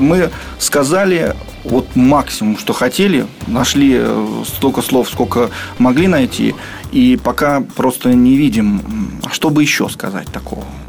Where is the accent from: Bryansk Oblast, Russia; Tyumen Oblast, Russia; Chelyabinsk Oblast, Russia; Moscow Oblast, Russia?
Moscow Oblast, Russia; Krasnoznamensk; мы все из Краснознаменска, из одного маленького города